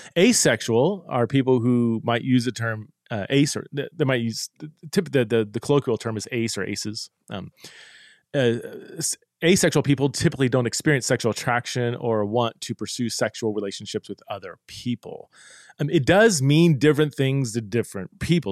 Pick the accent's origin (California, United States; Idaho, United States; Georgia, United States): Idaho, United States; Boise; here in my hometown